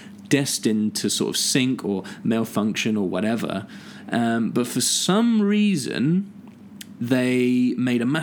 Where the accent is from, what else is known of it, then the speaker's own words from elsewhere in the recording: Southampton, South East England, United Kingdom; we're both from Southampton